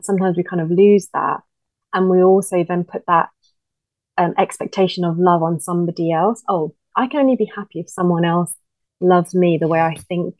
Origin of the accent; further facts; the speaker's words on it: India; moved away; growing up in India, like with Indian families, like my uncles